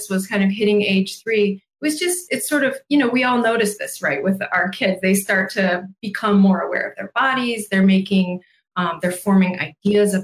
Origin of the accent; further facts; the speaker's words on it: United States; what we get to experience here as American adults